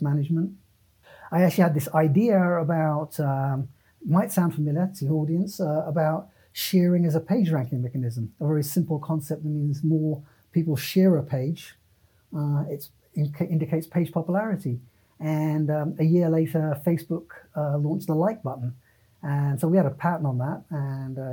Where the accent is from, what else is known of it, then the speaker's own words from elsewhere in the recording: United Kingdom; moved away as an adult; also born or lived in San Francisco / San Jose; I'm a British citizen.